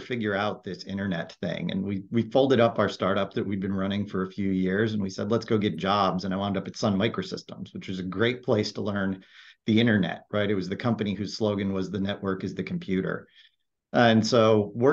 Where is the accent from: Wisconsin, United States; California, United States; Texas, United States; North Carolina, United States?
California, United States; Silicon Valley; I grew up in Silicon Valley. I'm an actual Silicon Valley native